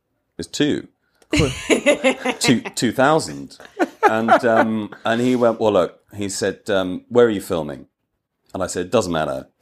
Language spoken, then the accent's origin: English; Wales, United Kingdom; I'm Welsh.